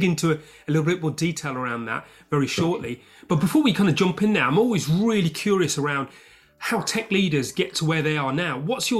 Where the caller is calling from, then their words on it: London, United Kingdom; IT Labs Chief Talking Officer, and I'm speaking from London, UK.